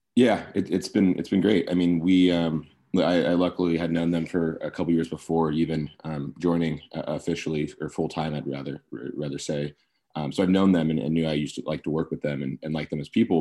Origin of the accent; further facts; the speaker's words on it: Sacramento, California, United States; also born or lived in Berkeley; I grew up in Sacramento